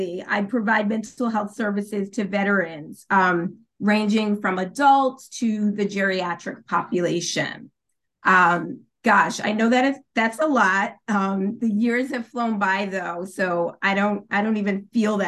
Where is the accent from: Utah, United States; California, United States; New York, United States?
New York, United States; moved away as an adult; also born or lived in Maryland; now in Washington, D.C., United States; I'm originally from New York, but I've made my home in the Washington, D.C., Maryland area for the past 9 years